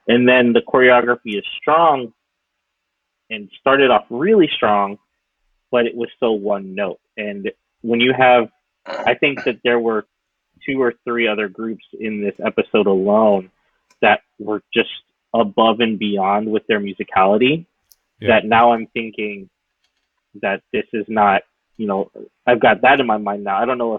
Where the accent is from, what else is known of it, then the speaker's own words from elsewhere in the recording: Philippines; like me being Filipino, us being Filipino.